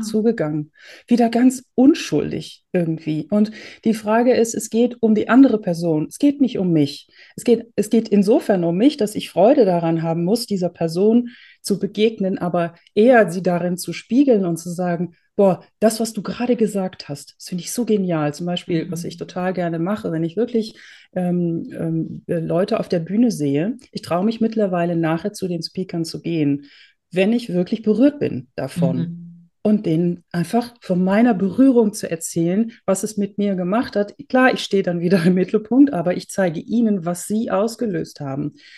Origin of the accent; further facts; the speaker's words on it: Netherlands; also born or lived in Germany; now in Austria; Ich bin geborene Holländerin, habe viele Jahre in Deutschland gewohnt und lebe jetzt im schönen Österreich in den Bergen